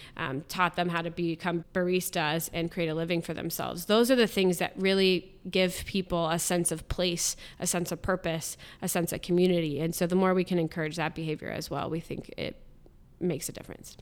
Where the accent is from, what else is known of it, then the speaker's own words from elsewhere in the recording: Columbus, Ohio, United States; I'm born and raised in Columbus, lived here all my life.